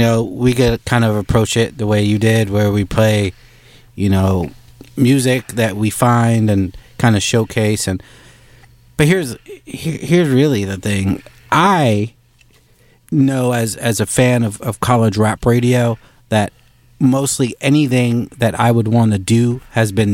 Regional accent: New York, United States; I'm a New Yorker

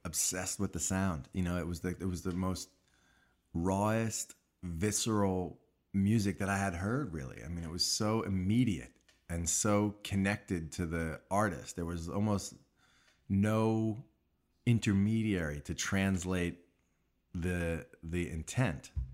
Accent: Long Island, New York, United States; I grew up in New York, in Long Island

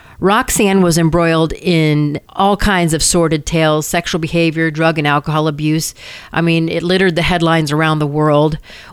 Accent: Detroit, Michigan, United States; moved away as an adult; also born or lived in Honolulu, Hawaii / Sarasota, Florida / Gainesville, Florida; now in Palm Beach County, United States; I grew up in Michigan

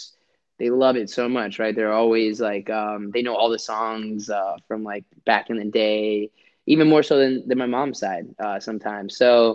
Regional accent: India; born there; Like you're lesser of an Indian than I am because I was born in India versus you being born there

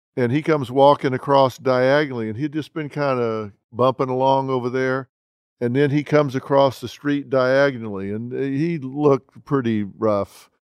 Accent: Texas, United States; I'm from Texas

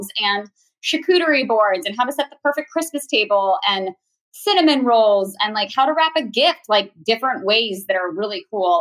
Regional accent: Virginia, United States; I am now a mom of 4 and I am from Virginia

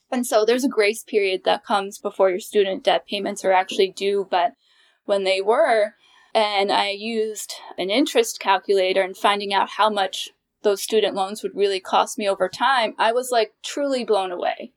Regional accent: New York, United States; moved away as an adult; now in Washington, D.C. area, United States; I'm originally from New York, and I'm a proud New Yorker, but I knew that I wanted to live in the D C area

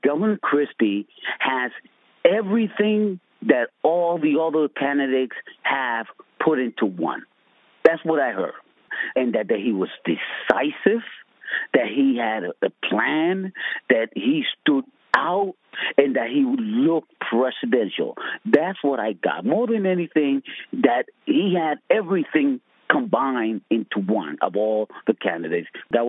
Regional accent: Camden, New Jersey, United States; I'm from Camden.

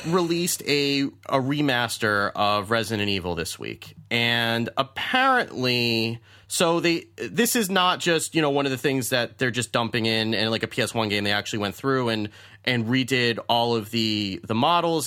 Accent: United States; being an American male

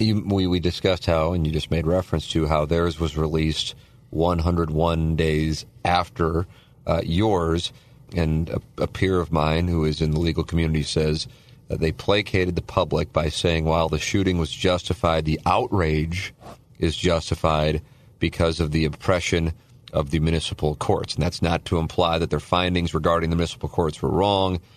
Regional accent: St. Louis, Missouri, United States; I'm from Saint Louis

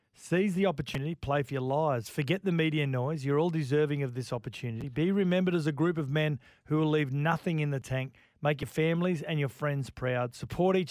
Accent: Queensland, Australia; we're from Queensland

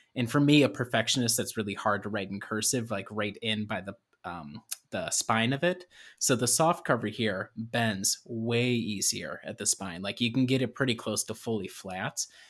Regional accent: Illinois, United States; moved away; I am originally from Illinois

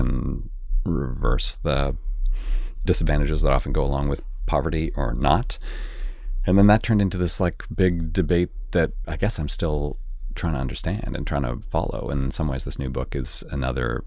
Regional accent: Canada; moved away; I grew up in Canada, where the class system is pretty different than it is here

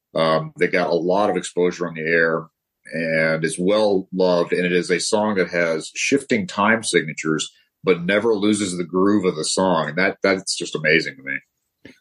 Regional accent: Denver, Colorado, United States; also born or lived in Southern California; now in California, United States; I grew up in Denver

